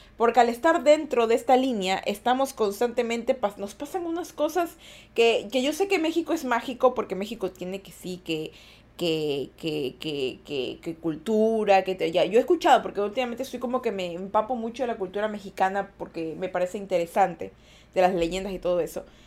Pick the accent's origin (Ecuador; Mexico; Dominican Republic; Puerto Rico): Ecuador; yo sí soy de Ecuador